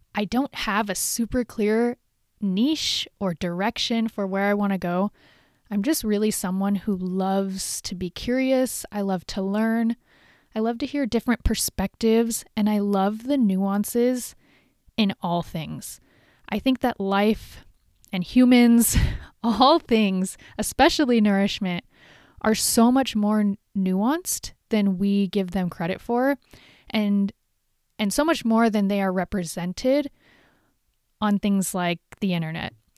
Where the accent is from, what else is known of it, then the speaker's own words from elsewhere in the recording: Huntington Beach, California, United States; moved away as an adult; now in Northern California, United States; I moved up here from Huntington Beach. So, I literally grew up in the city, in a beach city